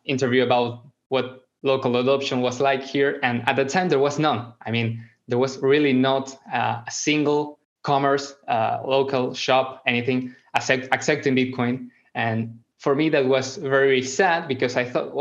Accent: Argentina; I am from Argentina, I'm not a very rich country

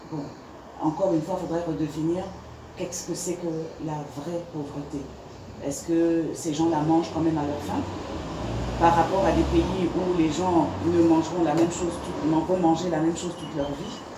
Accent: France; parce que je viens de France aussi

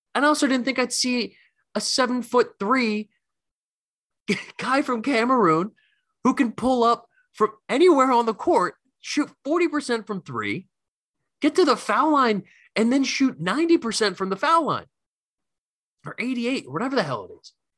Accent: Philadelphia, Pennsylvania, United States; I'm coming from Philly

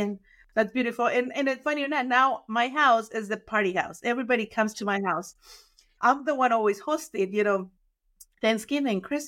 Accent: Mexico; now in United States; I grew up in Mexico

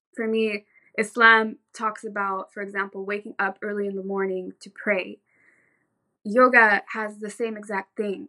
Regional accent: Orange County, California, United States; born or raised there; also born or lived in Santa Cruz, California

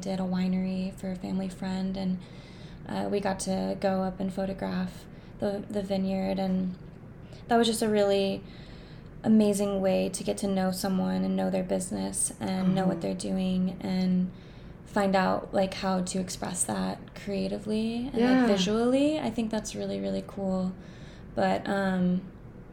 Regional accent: Alaska, United States; Growing up in Alaska

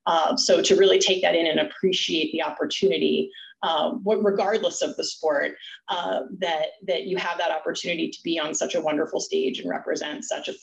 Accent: Florida, United States; moved away as an adult; as a girl from Florida, I guess Stacy and I flip-flopped. I grew up in Florida and ended up in the Northeast.

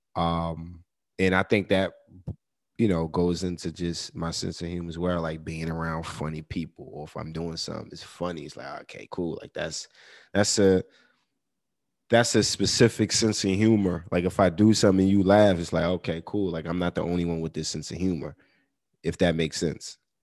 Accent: New York, United States; I'm from New York, like you know I'm born and raised in New York

